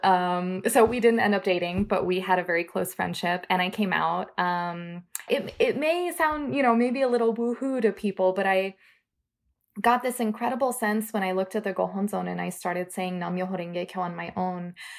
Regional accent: Florida, United States; now in Minneapolis, United States; I grew up in Florida

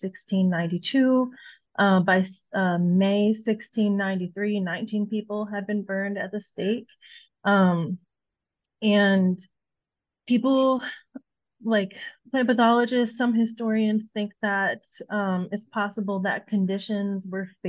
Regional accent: Illinois, United States; moved away as an adult; now in Iowa, United States; Illinois is my home state

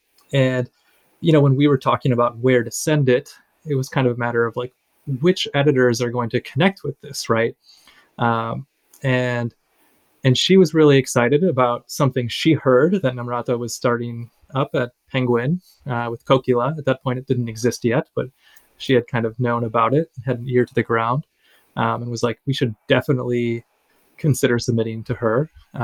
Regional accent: United States; As a teenager and as being a Filipino American, like if I were reading about all of this, kind of what would I think about it and how would I process it?

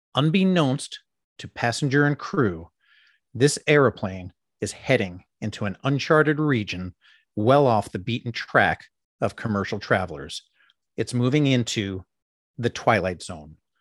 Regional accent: East Coast, United States; I'm from the East Coast

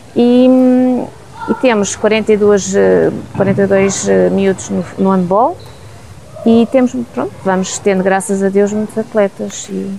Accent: Alcobaça, Centro, Portugal; moved away as an adult; also born or lived in Lisbon; now in Nelas, Portugal; Nasci eh, em Lisboa e vivi em Alcobaça a vida toda

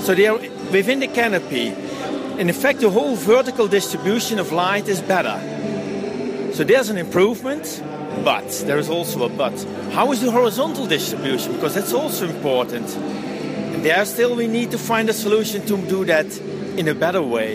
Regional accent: Netherlands; I'm coming from the Netherlands

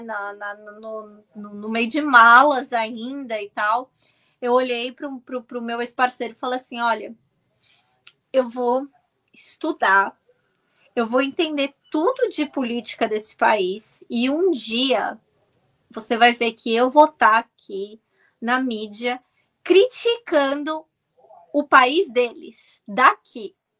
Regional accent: Santos, São Paulo, Brazil; moved away as an adult; also born or lived in London, United Kingdom; now in United Kingdom; eu sou originária de Santos

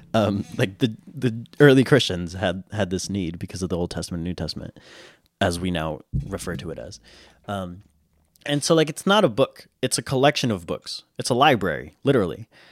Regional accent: United States; I'm an American

